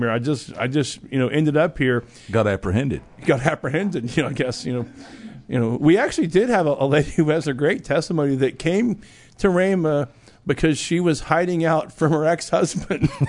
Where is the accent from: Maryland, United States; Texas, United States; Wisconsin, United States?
Texas, United States; I'm from Texas, technically.